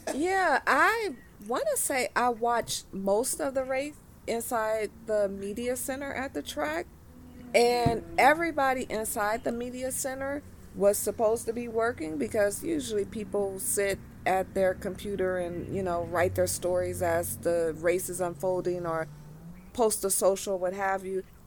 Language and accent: English; Los Angeles, California, United States; I'm from Los Angeles